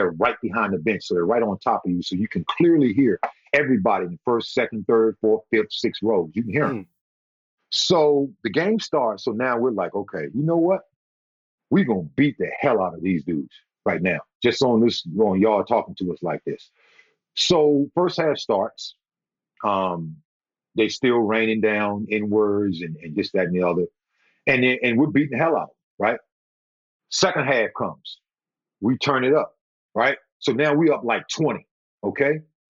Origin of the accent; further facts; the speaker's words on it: the South, United States; You know, because again, you know, I'm from the South.